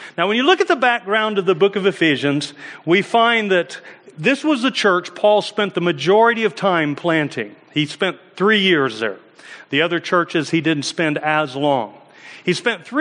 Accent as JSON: {"language": "English", "country": "United States", "said": "I'm from America"}